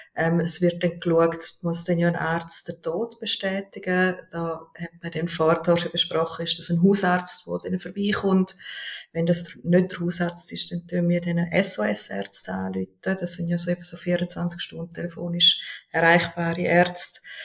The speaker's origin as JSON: {"language": "German", "country": "Switzerland", "said": "bei uns in der Schweiz"}